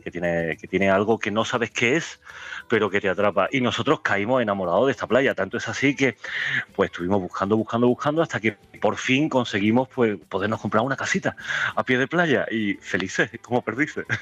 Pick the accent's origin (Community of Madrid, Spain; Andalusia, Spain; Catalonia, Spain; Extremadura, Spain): Andalusia, Spain; Baena; also born or lived in Barcelona; now in Bolonia, Spain; yo soy cordobés de, origen y de nacimiento, de un pueblecito que se llama Baena